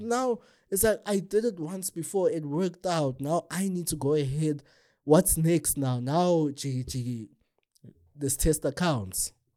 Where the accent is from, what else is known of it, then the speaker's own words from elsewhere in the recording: South Africa; a South African citizen